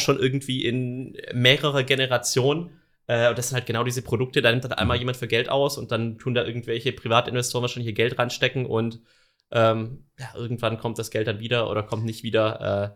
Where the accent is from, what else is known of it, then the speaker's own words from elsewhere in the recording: a suburb of Stuttgart, Swabia, Baden-Württemberg, Germany; ich bin gebürtiger Schwabe, also komme mhm. um die quasi aus einem Vorort von Stuttgart